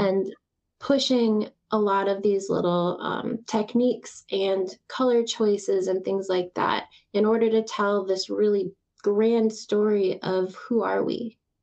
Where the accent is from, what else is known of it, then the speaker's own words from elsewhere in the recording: Texas, United States; moved away; I was born in Texas